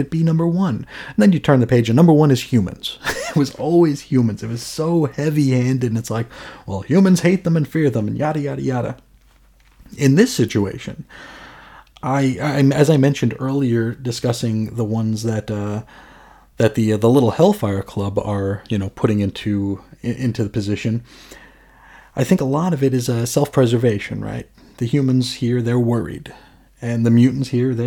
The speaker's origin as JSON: {"language": "English", "country": "United States", "said": "as an American"}